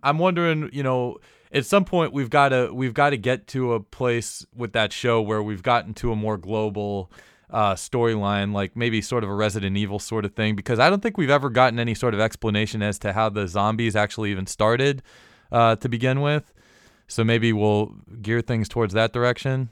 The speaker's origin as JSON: {"language": "English", "region": "Florida", "country": "United States", "tie": "born or raised there", "said": "growing up in Florida"}